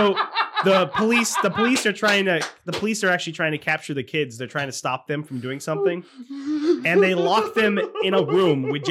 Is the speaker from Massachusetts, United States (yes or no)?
yes; Massachusetts, United States; I grew up in Massachusetts.